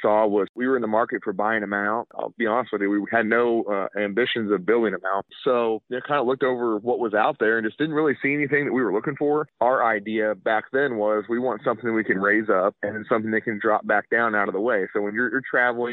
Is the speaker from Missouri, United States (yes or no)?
yes; Sedalia, Missouri, United States; We're about 30 miles north of Truman Lake Reservoir in Sedalia, Missouri. That's where we're based out of. I grew up here.